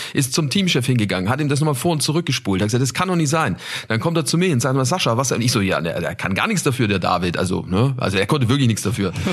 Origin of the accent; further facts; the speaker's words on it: Nuremberg, Bavaria, Germany; in meiner Heimat in Nürnberg